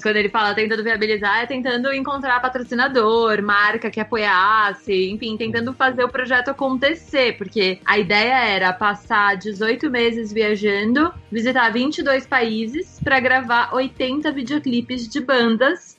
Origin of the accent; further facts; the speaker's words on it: São Paulo, Brazil; also born or lived in Los Angeles; Eu sou de São Paulo, capital